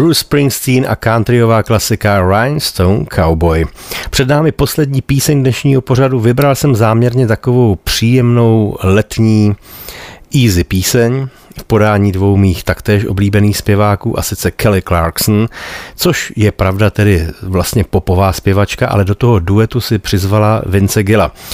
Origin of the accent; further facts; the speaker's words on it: Bohemia, Czechia; u nás v Čechách